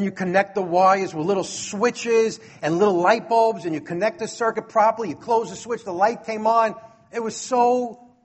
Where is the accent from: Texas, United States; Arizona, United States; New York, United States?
New York, United States; New York City; a troublemaker from Brooklyn like me